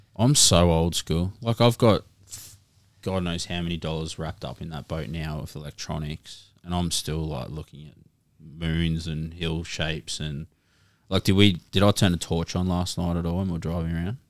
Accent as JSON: {"language": "English", "area": "Cohuna", "region": "Victoria", "country": "Australia", "tie": "born or raised there", "said": "as a kid growing up in Korowa"}